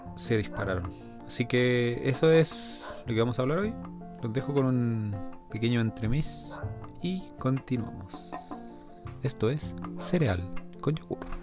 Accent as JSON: {"language": "Spanish", "country": "Chile", "said": "Nosotros como chilenos"}